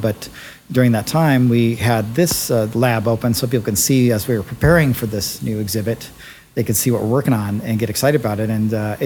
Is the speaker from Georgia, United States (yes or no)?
no; Bay Area, California, United States; I grew up in the Bay Area